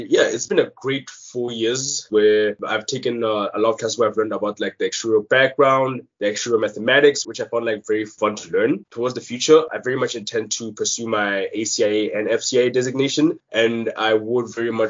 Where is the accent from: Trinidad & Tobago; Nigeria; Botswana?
Botswana; Gaborone, South-East District; moved away as an adult; now in Canada; I was born and raised in Botswana, in the capital city of Gaborone.